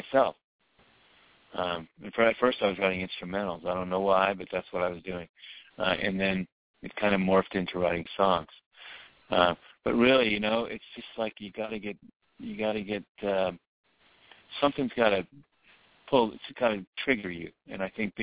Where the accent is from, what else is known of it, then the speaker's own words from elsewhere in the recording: New Orleans, Louisiana, United States; moved away; also born or lived in Dallas / Nashville; I'm from New Orleans